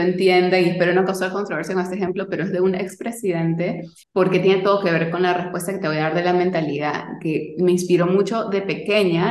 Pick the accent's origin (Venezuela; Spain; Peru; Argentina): Peru; Lima; yo nací y crecí en Lima, Perú